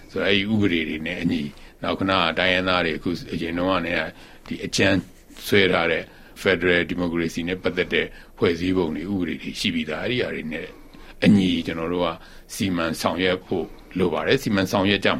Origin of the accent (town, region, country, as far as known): Myanmar